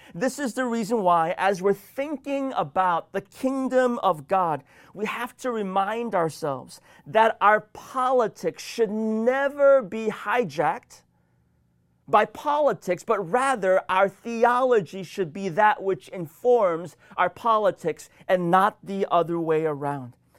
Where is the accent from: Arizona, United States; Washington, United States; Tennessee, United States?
Washington, United States; my home state of Washington